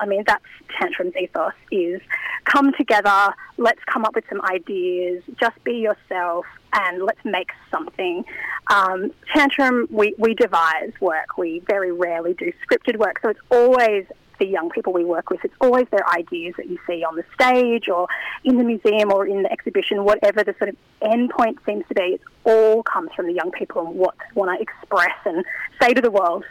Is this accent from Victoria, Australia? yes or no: no; Newcastle, New South Wales, Australia; also born or lived in Bathurst / Sydney; I moved back to Newcastle, my hometown